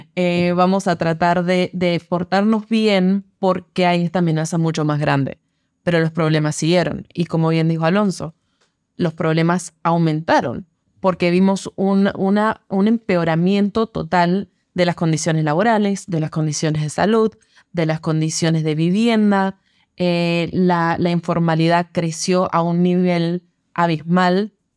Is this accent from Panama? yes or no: yes; Panama; como panameños y panameñas